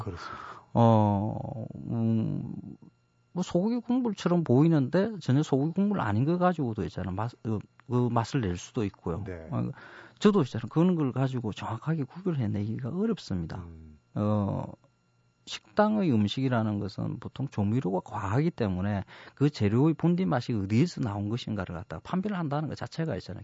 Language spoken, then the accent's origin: Korean; Masan, South Gyeongsang, South Korea; moved away as an adult; now in Seoul, South Korea; 저는 마산에서 어린 시절을 고등학교까지 보냈습니다.